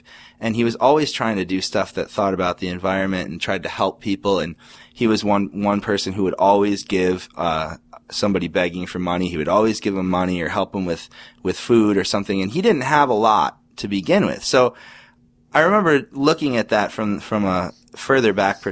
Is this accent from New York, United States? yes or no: yes; Orchard Park, New York, United States; now in Rochester, United States; I grew up just outside of Buffalo in Orchard Park, New York.